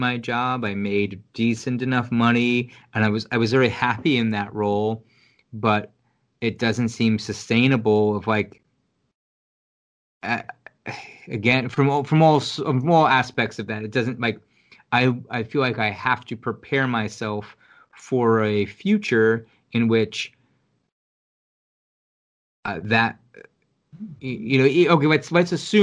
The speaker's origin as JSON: {"language": "English", "country": "United States", "said": "we as Americans"}